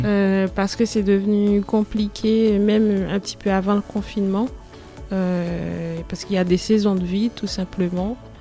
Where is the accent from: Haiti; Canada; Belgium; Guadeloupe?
Haiti; moved away as an adult; now in Grenoble, France; je suis de Haïti. Je suis arrivée en France en 2010